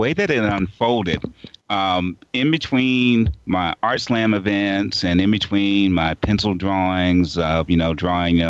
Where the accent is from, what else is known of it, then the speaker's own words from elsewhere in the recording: Portsmouth, Virginia, United States; Portsmouth, Virginia is a real place. It's actually my hometown. It was where I was born and raised.